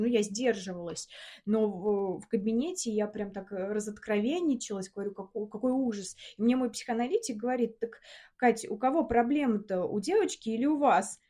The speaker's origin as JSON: {"language": "Russian", "town": "Samara", "region": "Samara Oblast", "country": "Russia", "moved": "as an adult", "lives_now": "Moscow, Russia", "said": "Мы из Самары сейчас живем в Москве."}